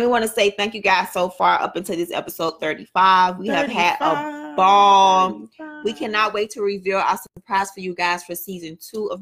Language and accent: English; Miami, Florida, United States; where I grew up in a city, Liberty City